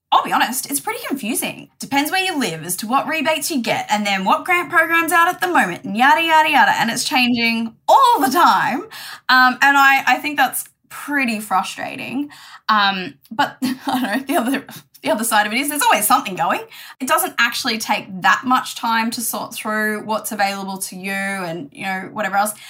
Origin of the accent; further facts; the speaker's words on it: Lismore, New South Wales, Australia; moved away; also born or lived in Brisbane; I grew up in Lismore